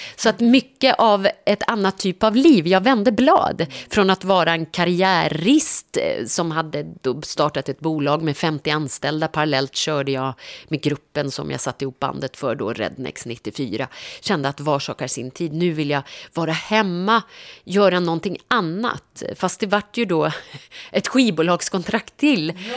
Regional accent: Norrland, Sweden; jag är ju uppväxt i Norrland

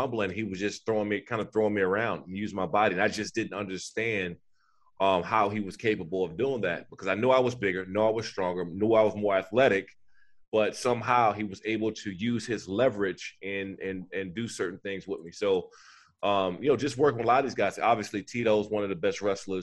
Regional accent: Prince George's County, Maryland, United States; I grew up in Prince George's County, Maryland, in Washington, D.C.

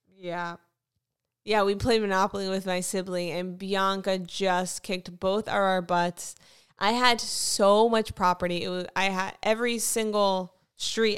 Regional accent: Fort Lauderdale, Florida, United States; moved away; I'm from Fort Lauderdale

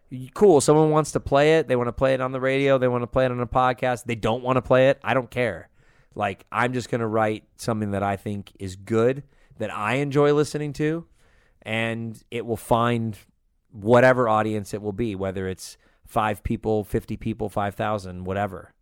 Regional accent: Los Angeles, California, United States; also born or lived in Las Vegas, Nevada / Santa Cruz, California; I was born in Vegas, lived in Northern California and then moved to L A when I was about six

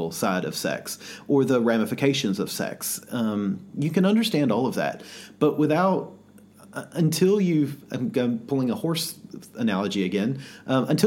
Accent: the South, United States; growing up in the South

